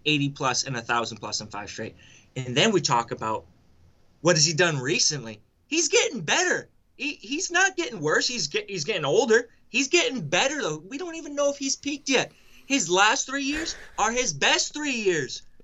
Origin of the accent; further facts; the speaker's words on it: New England, United States; born and raised in New England